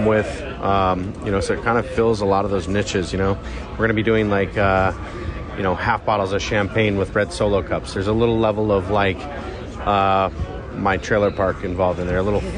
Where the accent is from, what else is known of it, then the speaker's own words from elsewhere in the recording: Detroit, Michigan, United States; moved away; where I grew up in Detroit